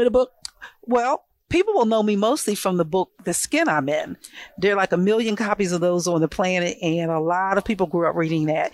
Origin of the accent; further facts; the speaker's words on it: Philadelphia, Pennsylvania, United States; I was born here in North Philadelphia